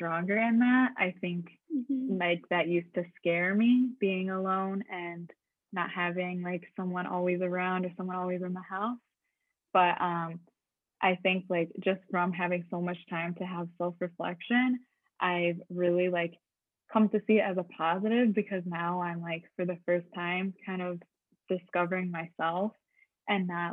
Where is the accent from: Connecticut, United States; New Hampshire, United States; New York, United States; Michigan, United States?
Michigan, United States; moved away as an adult; now in Montreal, Canada; I'm originally from Michigan. And so I moved to Montreal last year.